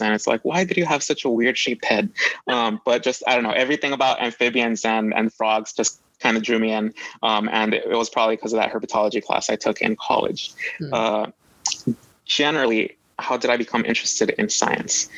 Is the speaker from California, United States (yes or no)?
yes; Los Angeles, California, United States; I grew up in Los Angeles